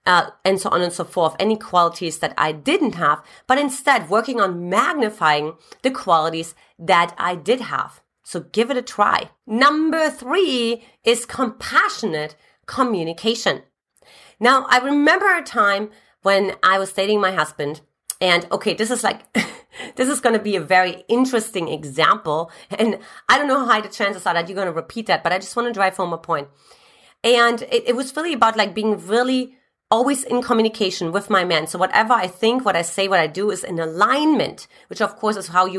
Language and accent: English; eastern Germany, Germany; As a matter of fact, I came from Eastern Germany.